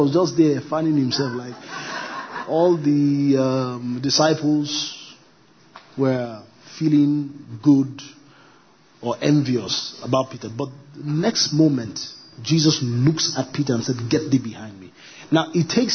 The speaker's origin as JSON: {"language": "English", "country": "Nigeria", "said": "I'm a Nigerian"}